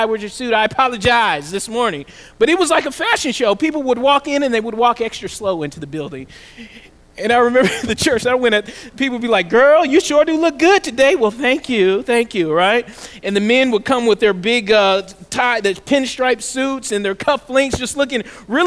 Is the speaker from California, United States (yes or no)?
no; Southeast Georgia, United States; for me as a young boy growing up in the South, in particular Southeast Georgia